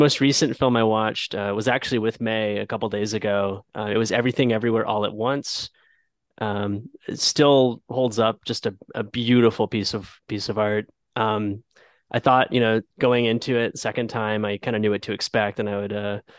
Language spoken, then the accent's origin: English; Jacksonville, Florida, United States; now in Atlanta, United States; I'm originally from Jacksonville, like the other two-thirds of the hosts.